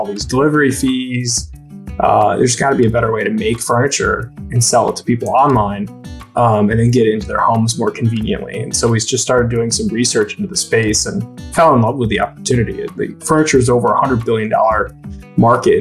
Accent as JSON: {"language": "English", "town": "Syracuse", "region": "New York", "country": "United States", "tie": "born or raised there", "also_born_or_lived": "Raleigh, North Carolina / Ithaca, New York", "said": "I grew up in Syracuse, New York"}